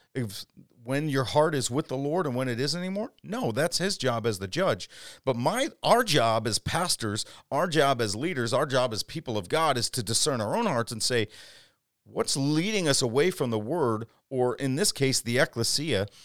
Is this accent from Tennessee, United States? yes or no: no; Chicago, Illinois, United States; moved away as an adult; also born or lived in Dallas, Texas / Wisconsin / Twin Cities, Minnesota; I planted a church five years ago, about 20 minutes south of you in the southwest suburbs of Chicagoland. I grew up here